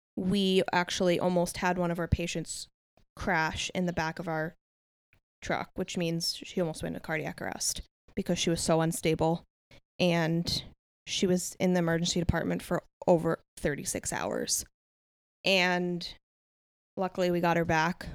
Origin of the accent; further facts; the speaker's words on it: about forty minutes north of Manhattan, New York, United States; moved away; I was born and raised in New York, about forty minutes north of Manhattan.